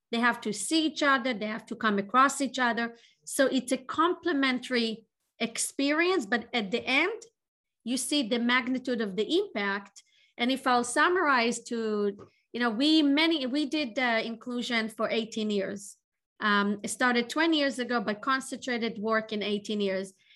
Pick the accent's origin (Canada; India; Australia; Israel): Israel; moved away as an adult; now in Boston, United States; I was born in Israel